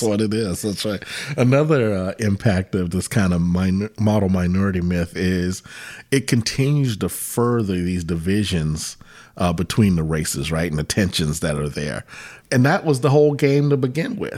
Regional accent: Virginia Beach, Virginia, United States; I grew up in Virginia Beach, and when we moved to Virginia Beach when I was in, uh, fifth grade

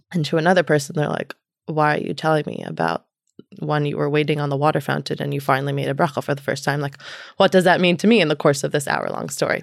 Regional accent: New York City, New York, United States; also born or lived in Long Island; now in New Haven, United States; I grew up in Manhattan. My family moved to Long Island

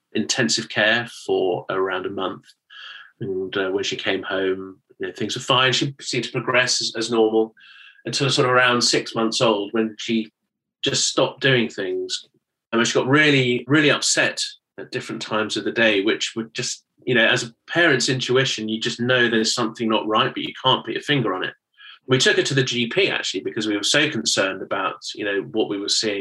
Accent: United Kingdom; you can probably tell from my accent that I'm from the United Kingdom

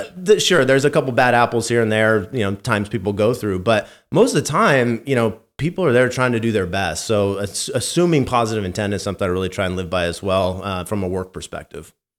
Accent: Santa Rosa, California, United States; growing up in wine country

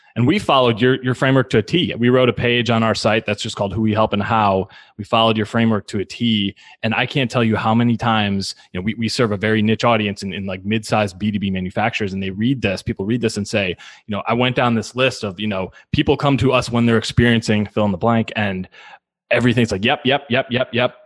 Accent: Milwaukee, Wisconsin, United States; moved away as an adult; now in St. Louis, United States; I've now spent half my life in in St. Louis. I grew up in in Milwaukee

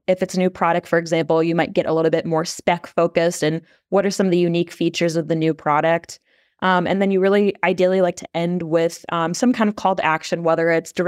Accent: Des Moines, Iowa, United States; like she said, I'm from Des Moines, Iowa, and work on a PR and content strategy team.

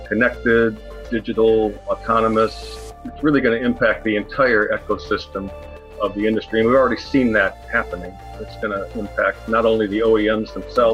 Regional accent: Cleveland, Ohio, United States; also born or lived in Worcester, Massachusetts / Flint, Michigan / Alabama / Indiana; now in Columbus, United States; I grew up in Cleveland.

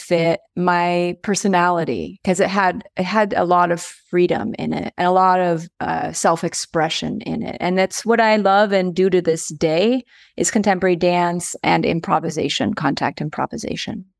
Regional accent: United States; also born or lived in Aigle, Switzerland / New York City, United States; now in Colorado Springs, United States; my family immigrated over here when I was in fourth grade. which was a little while ago. But, so I've been here in the United States since fourth grade

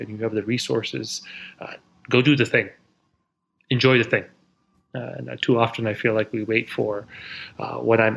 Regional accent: Silicon Valley, California, United States; now in New York City, United States; Born and raised in Silicon Valley, in the northern part of California

